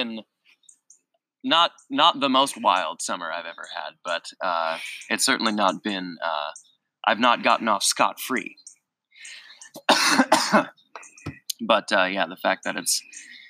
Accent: Davison, Michigan, United States; moved away as an adult; also born or lived in Flint, Michigan; now in Alpena, United States; they moved into the house that I grew up in. And I stayed there. We were there for, until my... the end of my junior year of high school

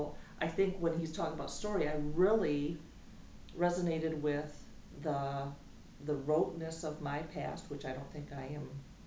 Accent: West Michigan, United States; moved away as an adult; I moved away from West Michigan.

